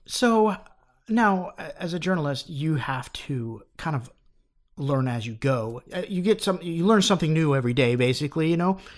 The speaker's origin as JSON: {"language": "English", "town": "Phoenix", "region": "Arizona", "country": "United States", "tie": "born or raised there", "said": "I went to high school at thirty-fifth and Greenway"}